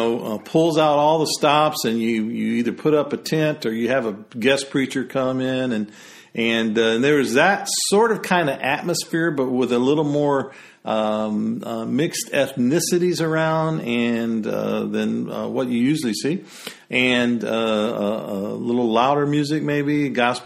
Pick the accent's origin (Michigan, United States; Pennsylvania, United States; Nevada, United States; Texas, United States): Michigan, United States; Detroit; even though I was raised in Michigan, I was raised in what I call a small pocket of the South up near Detroit